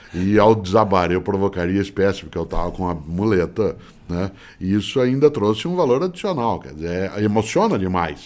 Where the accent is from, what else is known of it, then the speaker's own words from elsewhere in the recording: Londrina, Paraná, Brazil; moved away; quando nasci em Londrina, né, nos meus primeiros 10 anos de vida, eu sempre fui fotografado pelo seu Moreira